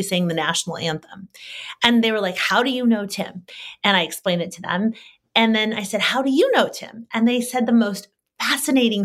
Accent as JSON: {"language": "English", "area": "Solano County", "region": "California", "country": "United States", "tie": "born or raised there", "said": "I grew up in Solano County"}